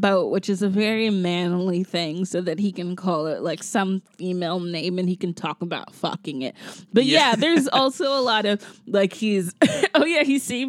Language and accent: English; the South, United States; maybe it's because I'm from the South, but whenever I see it in movies, and it's two movies now that I've seen it, I get incredibly mad.